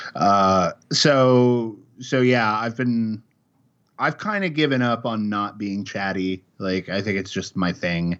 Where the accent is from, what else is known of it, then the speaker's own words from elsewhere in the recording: Chicago, Illinois, United States; moved away as an adult; also born or lived in Kansas City, Missouri; now in Oregon, United States; I grew up in Chicago. I lived there for twenty-five years